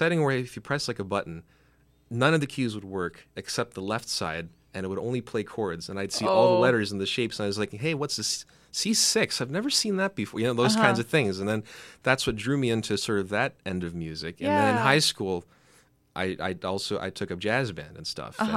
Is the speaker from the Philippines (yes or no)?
no; Mississauga, Ontario, Canada; because I'm down from Mississauga